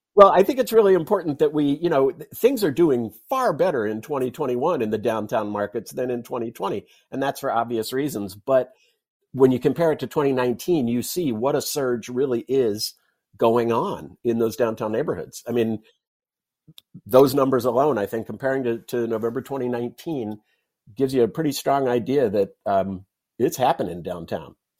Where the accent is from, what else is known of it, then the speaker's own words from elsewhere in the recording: Southern California, United States; moved away; I grew up in California, not a native of California, but grew up in Southern California